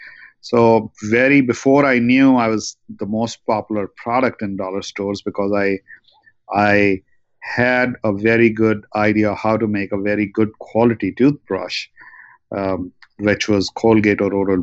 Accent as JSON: {"language": "English", "town": "New Delhi", "region": "Delhi", "country": "India", "also_born_or_lived": "Russia / New York, United States", "lives_now": "Los Angeles, United States", "said": "Interestingly enough, you might have heard that I am originally from New Delhi and I went to Russia. From Russia, I came to New York and to Los Angeles."}